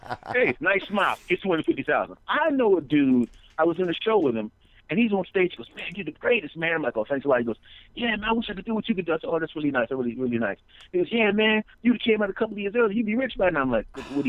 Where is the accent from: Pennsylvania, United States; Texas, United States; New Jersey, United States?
Pennsylvania, United States; Philadelphia; moved away as an adult; also born or lived in Los Angeles; I'm from Philadelphia originally.